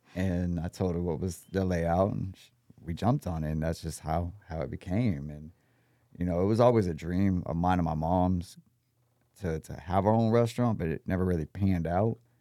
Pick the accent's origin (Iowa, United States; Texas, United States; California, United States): Texas, United States; also born or lived in Austin, Texas / San Antonio, Texas; I'm from Texas.